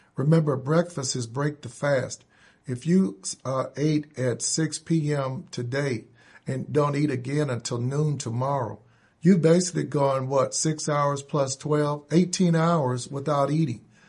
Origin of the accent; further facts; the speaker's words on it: Indianapolis, Indiana, United States; I grew up here in Indianapolis, went to public school forty-five, uh, went to Short Ridge Junior High and high school